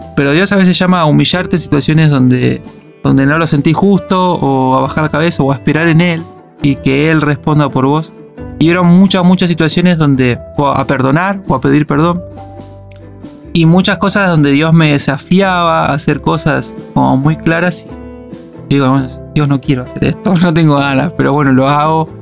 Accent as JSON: {"language": "Spanish", "country": "Argentina", "moved": "as an adult", "lives_now": "Málaga, Spain", "said": "como argentino"}